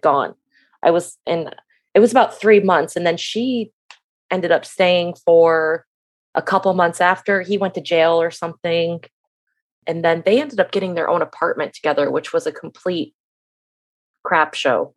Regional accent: Michigan, United States; moved away as an adult; now in Florida, United States; I am from Michigan, and I moved to Florida when I was eighteen

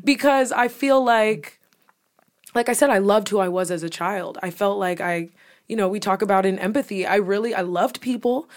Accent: New York, United States; accent: New York; my accent from New York

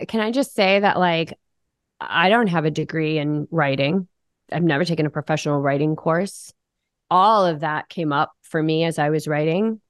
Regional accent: New England, United States; I grew up in New England. I'm the daughter of a Marine.

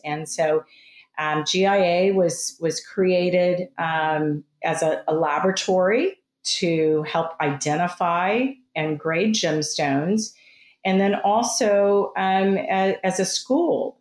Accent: Texas, United States; moved away as an adult; I grew up in Texas

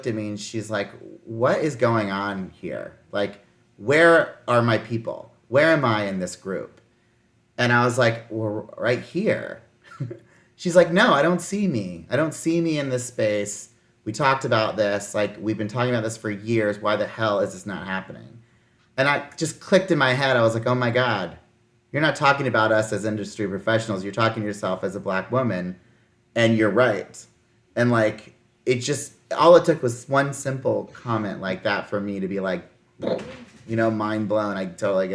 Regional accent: Midwest, United States; I grew up in the Midwest. I went to my town, I lived in rural towns.

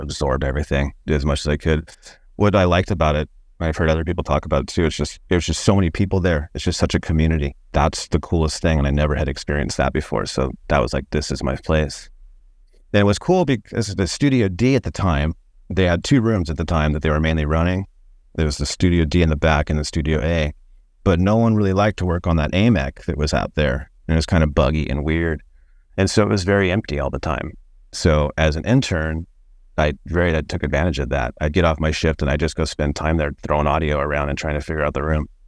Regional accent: Long Beach, California, United States; also born or lived in Orange County, California / Santa Cruz, California / San Francisco, California; I grew up in Long Beach, California, actually.

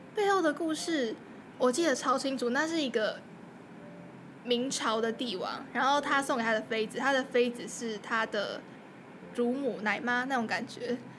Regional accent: Taipei, Taiwan; 我身为台北人，我没有去过一零一

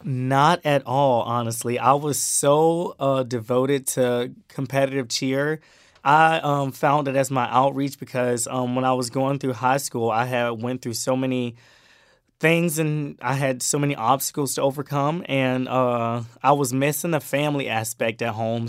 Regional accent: Brunswick, Georgia, United States; moved away as an adult; also born or lived in Miami, Florida / South Carolina; I tell them that I'm from, um, Brunswick, Georgia. That's my small hometown. But that's where I grew up. I, I moved there in two thousand twelve.

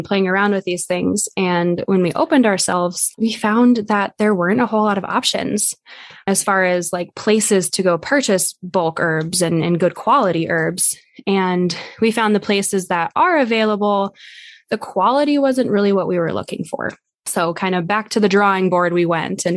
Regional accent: Black Hills, South Dakota, United States; I was raised in the Black Hills.

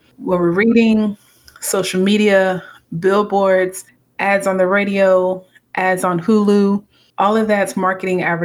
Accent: United States; also born or lived in Atlanta, Georgia / Lubbock, Texas / Houston, Texas / Cameroon (parents); So I was born in the States. So I'm Cameroon American. Grew up between Atlanta, Georgia, in Texas, Lubbock, Texas, Houston, Texas.

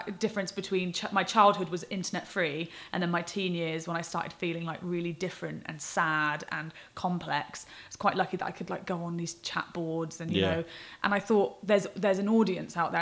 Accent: Swindon, South West England, United Kingdom; moved away; we didn't meet in Swindon, but we're both from Swindon

